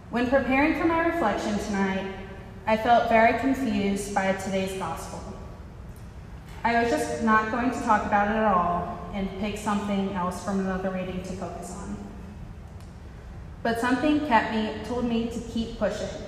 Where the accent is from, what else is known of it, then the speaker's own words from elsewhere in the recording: Mississippi, United States; accent: Mississippi; A few things that you should know about me are that I am from Mississippi, um, even though you can't tell because my accent only comes out when I say words like sweet tea and y'all and Lord have mercy.